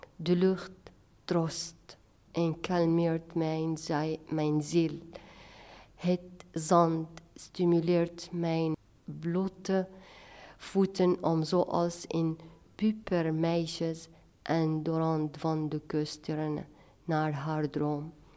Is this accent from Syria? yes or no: yes; Latakia, Latakia Governorate, Syria; now in Haarlem, Netherlands; ik ben in Latakia geboren, een van de mooiste steden aan de Middellandse Zee